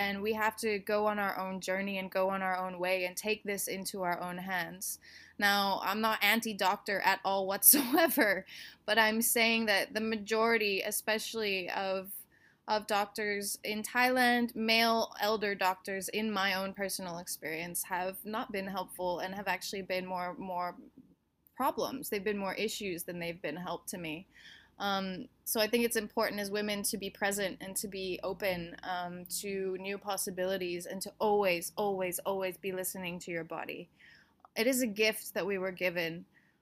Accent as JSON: {"language": "English", "region": "Texas", "country": "United States", "moved": "yes", "said": "I'm from Texas"}